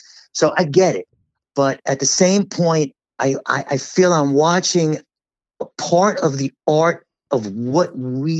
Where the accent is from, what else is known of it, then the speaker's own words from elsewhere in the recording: Long Island, New York, United States; I live in the town where the Paramount is.